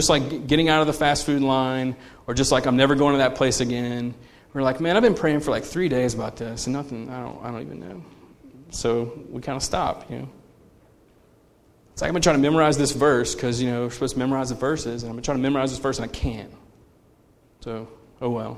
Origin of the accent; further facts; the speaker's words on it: United States; we are conditioned as American consumers